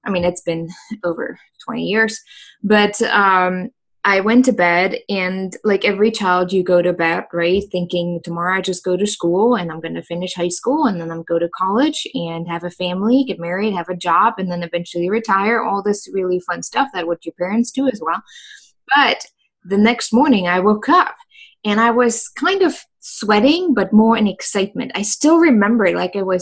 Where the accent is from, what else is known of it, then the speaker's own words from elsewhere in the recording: Germany; moved away as an adult; now in United States; I was born in Germany. So for those who didn't know, I'm originally from Germany